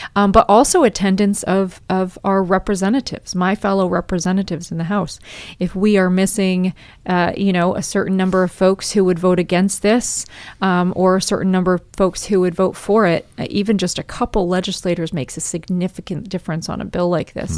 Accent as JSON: {"language": "English", "region": "Maine", "country": "United States", "tie": "born or raised there", "said": "I was born and raised in Maine"}